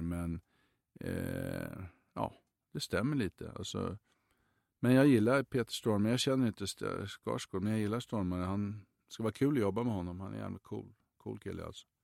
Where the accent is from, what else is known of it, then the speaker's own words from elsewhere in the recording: Sweden; moved away; hemma i Sverige